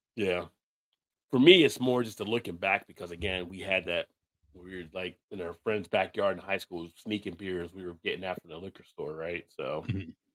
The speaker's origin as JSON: {"language": "English", "region": "New Jersey", "country": "United States", "tie": "born or raised there", "said": "I grew up in Jersey"}